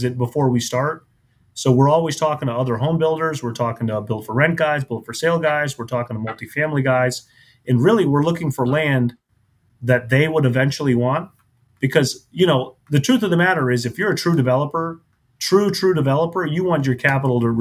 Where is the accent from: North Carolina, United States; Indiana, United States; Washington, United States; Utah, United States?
Indiana, United States; Indianapolis; also born or lived in Cincinnati, Ohio; now in Tampa, United States; I grew up in Indianapolis, which is a great city, but it's a Midwestern town. Moved to Cincinnati. And then from Cincinnati, moved to Tampa, Florida.